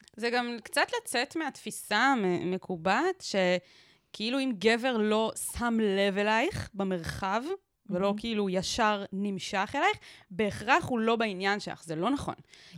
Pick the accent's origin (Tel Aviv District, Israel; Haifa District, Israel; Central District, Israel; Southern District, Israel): Southern District, Israel; גדלתי בקיבוץ באמצע המדבר, באמצע שום מקום